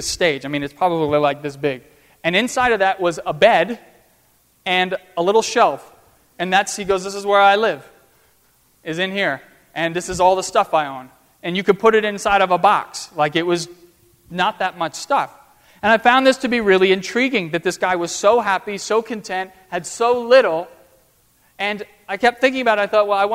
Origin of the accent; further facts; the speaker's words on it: United States; I'm this student from America